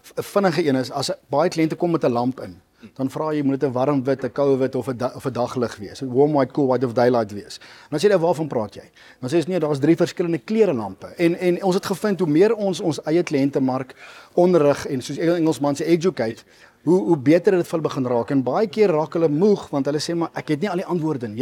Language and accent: Afrikaans; Mpumalanga, South Africa; ek is altyd gebore gedoop in Geneek in Mpumalanga, dis waar ons groot geword het.